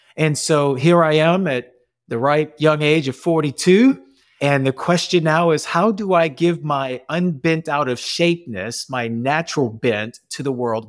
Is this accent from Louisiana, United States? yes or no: yes; New Orleans, Louisiana, United States; accent: Cajun; I'm born and raised in New Orleans, so I got that Cajun coming out.